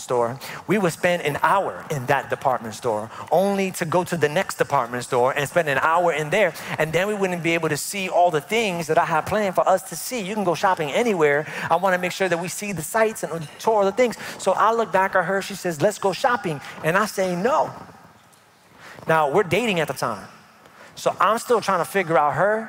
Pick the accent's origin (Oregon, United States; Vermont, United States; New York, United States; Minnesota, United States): New York, United States; moved away; I'm from New York